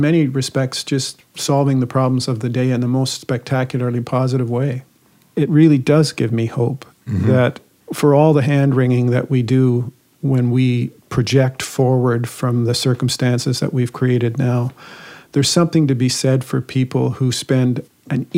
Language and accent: English; Guelph, Ontario, Canada; I was born in St. Joseph's Hospital in Guelph.